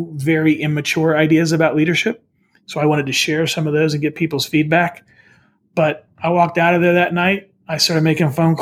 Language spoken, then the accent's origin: English; West Virginia, United States; moved away; also born or lived in St. Louis, Missouri; I grew up in West Virginia.